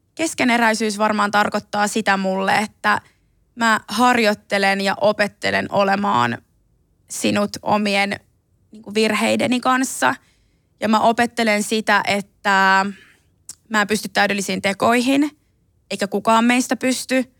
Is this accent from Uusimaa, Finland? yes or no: no; Ilmajoki, South Ostrobothnia, Finland; first language Finnish; also born or lived in Belgrade, Serbia; mähän on itse asunut Ilmajoella 12 000 asukkaan pikkukylässä Etelä-Pohjanmaalla